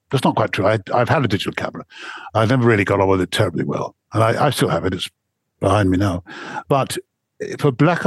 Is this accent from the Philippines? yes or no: no; England, United Kingdom; I stand out a bit because I'm English.